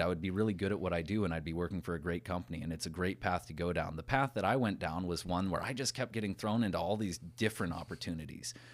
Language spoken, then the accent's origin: English; Watford City, North Dakota, United States; When I was growing up in Watford, I graduated with fifty people in my class.